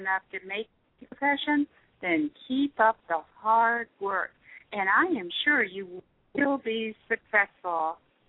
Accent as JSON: {"language": "English", "town": "Cincinnati", "region": "Ohio", "country": "United States", "tie": "born or raised there", "also_born_or_lived": "New York", "moved": "yes", "said": "I started dancing at 9 years old, back in my hometown, Cincinnati, Ohio, but later went to New York to study professionally."}